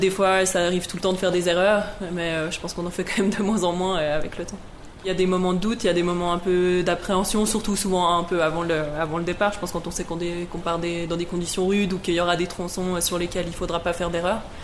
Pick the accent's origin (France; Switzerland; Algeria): Switzerland; Versoix, Geneva; j'ai grandi à Versoix